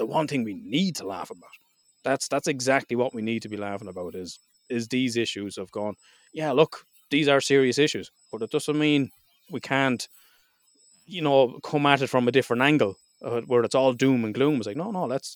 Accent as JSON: {"language": "English", "country": "Ireland", "said": "being Irish"}